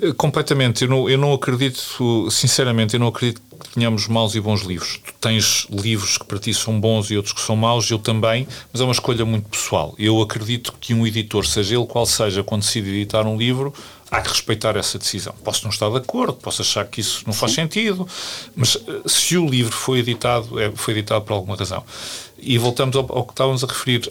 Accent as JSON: {"language": "Portuguese", "town": "Coimbra", "region": "Centro", "country": "Portugal", "also_born_or_lived": "Lisbon", "moved": "as an adult", "said": "sou de Coimbra"}